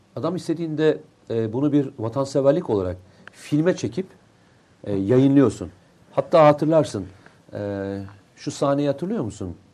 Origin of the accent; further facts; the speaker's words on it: Black Sea Region, Turkey; Bir Karadenizli olarak